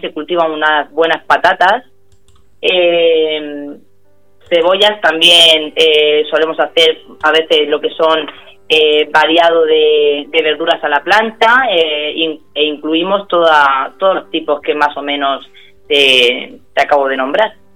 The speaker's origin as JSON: {"language": "Spanish", "town": "Abanilla", "region": "Region of Murcia", "country": "Spain", "said": "somos nosotros los de Avanilla"}